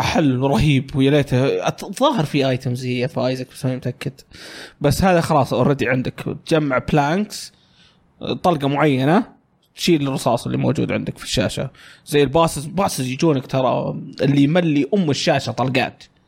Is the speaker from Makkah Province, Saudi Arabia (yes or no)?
no; Riyadh, Riyadh Province, Saudi Arabia; كنا كل عياخاتي جايين عندنا في الرياض، هم أغلبهم في الشرقية